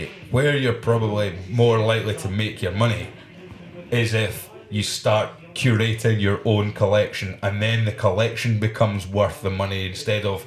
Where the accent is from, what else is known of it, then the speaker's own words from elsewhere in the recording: Scotland, United Kingdom; as a Scotsman travelling in your own country